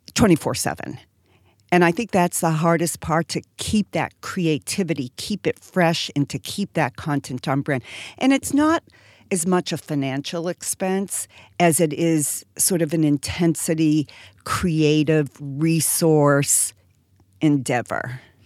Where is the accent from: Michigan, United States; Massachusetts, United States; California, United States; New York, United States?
Massachusetts, United States; Boston; I'm from Boston and live in Boston now